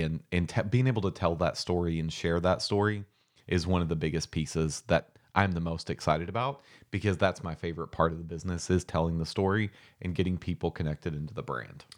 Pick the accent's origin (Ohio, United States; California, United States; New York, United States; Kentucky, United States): Kentucky, United States; Mitchellsburg; So I'm from Boyle County, Kentucky. I'm from Mitchellsburg, Kentucky, which is seriously a town of maybe a hundred, a hundred and fifty people